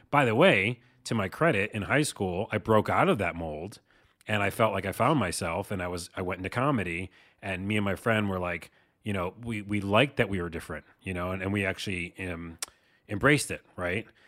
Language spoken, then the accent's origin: English; Syracuse, New York, United States; from my hometown of Syracuse, New York.